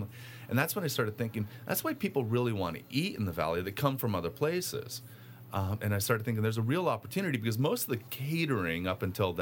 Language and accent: English; California, United States; I'm from California